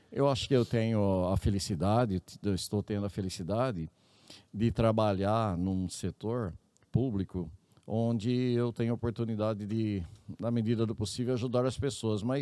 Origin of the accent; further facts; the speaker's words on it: Areiópolis, São Paulo, Brazil; born there; Eu nasci mesmo no, aqui no interior do estado de São Paulo, uma cidadezinha bem pequenininha, que quando eu falo, quase ninguém conhece de tão pequena que é. é chama Areiópolis.